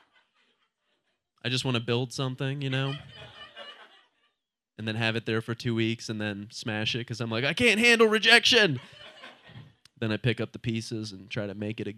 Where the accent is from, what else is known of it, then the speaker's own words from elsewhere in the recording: Ohio, United States; now in Portland, United States; I'm from Ohio originally